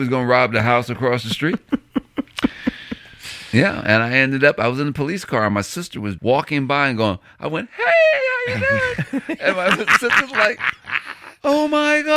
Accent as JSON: {"language": "English", "region": "Illinois", "country": "United States", "said": "we're from the Midwest and Illinois, state of Illinois, and this is the same town that we weren't allowed to grow grass in the front yard"}